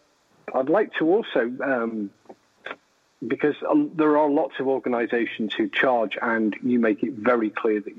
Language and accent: English; Liverpool, North West England, United Kingdom; where were you born? When I say Liverpool